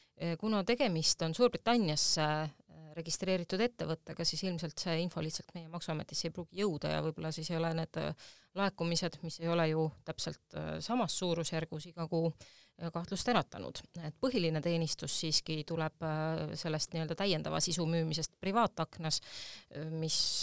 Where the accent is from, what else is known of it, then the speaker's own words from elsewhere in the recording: Tallinn, Harju County, Estonia; ma olen Tallinnast pärit ja siin oli mu kodu